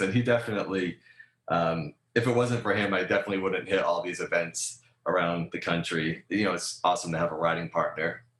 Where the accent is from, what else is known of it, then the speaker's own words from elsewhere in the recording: Rhode Island, United States; now in Southern California, United States; I grew up in Rhode Island